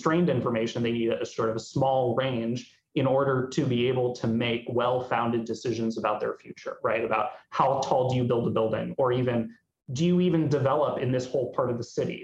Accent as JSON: {"language": "English", "town": "Miami", "region": "Florida", "country": "United States", "tie": "born or raised there", "moved": "as an adult", "said": "So I grew up in Miami, Florida, and had a lot of childhood, kind of formative childhood experiences with extreme weather"}